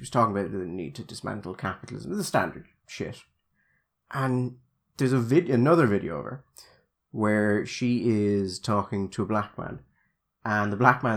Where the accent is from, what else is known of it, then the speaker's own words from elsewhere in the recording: Dublin, Leinster, Ireland; I'm originally from Dublin, you can tell